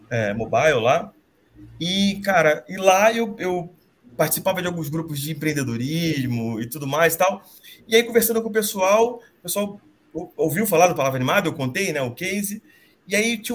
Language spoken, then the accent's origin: Portuguese; Rio de Janeiro, Brazil; now in São Paulo, Brazil; eu sou carioca, moro em São Paulo faz quase 10 anos.